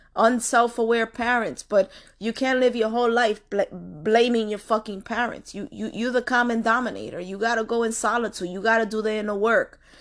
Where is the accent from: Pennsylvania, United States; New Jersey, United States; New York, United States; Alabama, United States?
New York, United States; New York City; I come from Washington Heights